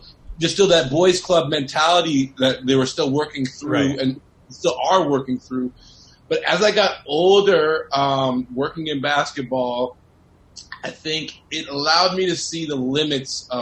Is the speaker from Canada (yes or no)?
yes; Toronto, Ontario, Canada; coming from, you know, downtown Toronto